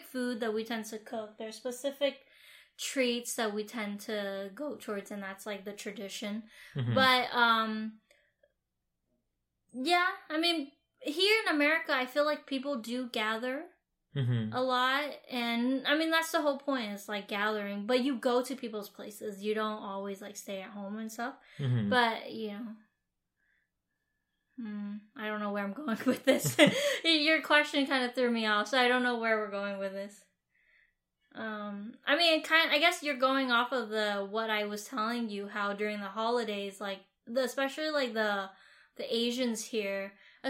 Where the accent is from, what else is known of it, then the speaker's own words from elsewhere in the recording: Vietnam; now in United States; the culture that I grew up in Vietnam